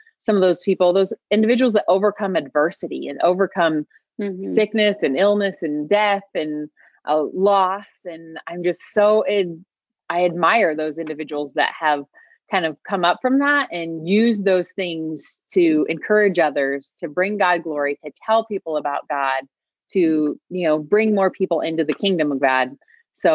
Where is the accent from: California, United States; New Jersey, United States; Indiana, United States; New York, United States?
Indiana, United States; moved away as an adult; now in Pacific Northwest, United States; I grew up in the Midwest. I'm originally from the state of Indiana